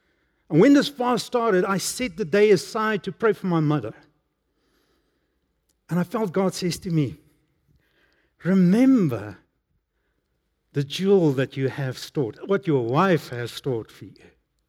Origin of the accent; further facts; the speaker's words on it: Emalahleni, Mpumalanga, South Africa; As a young man, I grew up in Emalahleni, that time Witbank.